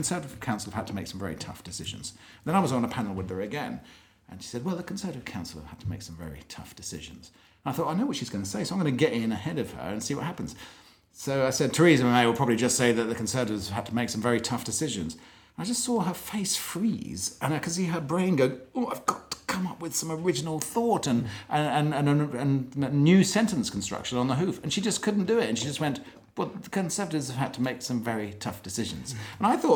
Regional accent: Maidenhead, South East England, United Kingdom; moved away; my hometown of Maidenhead

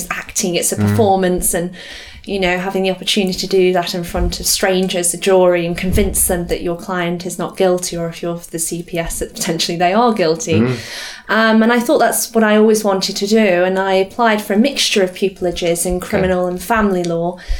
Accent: Staffordshire, West Midlands, United Kingdom; moved away as an adult; also born or lived in London; I come from the Staffordshire area.

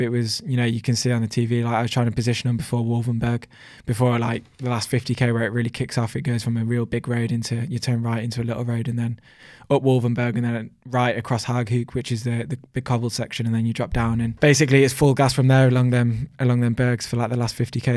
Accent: United Kingdom; me being a British rider

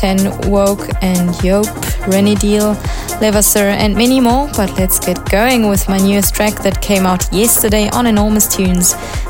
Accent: Switzerland; moved away; I'm coming to you from my home country of Switzerland this week, as shortly I'm gonna be playing at Viertel here in Basel.

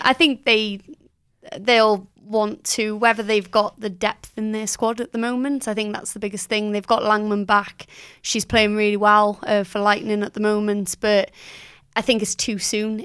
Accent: Welsh, Wales, United Kingdom; I am Welsh

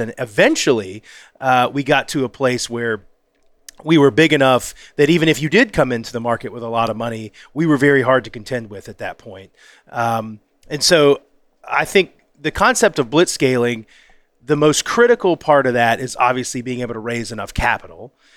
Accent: the South, United States; I'm from the South

